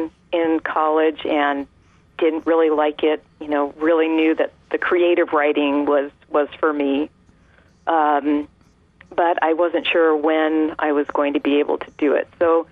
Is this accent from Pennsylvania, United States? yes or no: no; California, United States; I was born and raised in California.